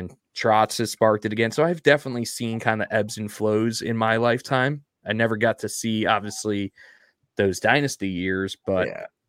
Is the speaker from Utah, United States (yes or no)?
no; New York, United States; You know, growing up on Long Island, it's good to hear that we got a group of Islander fans because it can go either way.